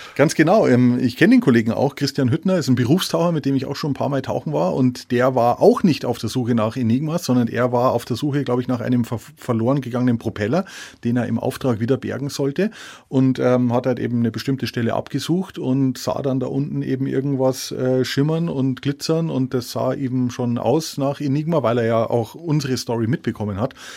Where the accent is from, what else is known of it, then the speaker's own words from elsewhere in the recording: Walchensee, south of Munich, Bavaria, Germany; moved away; am Walchensee, meiner alten Heimat äh, südlich von München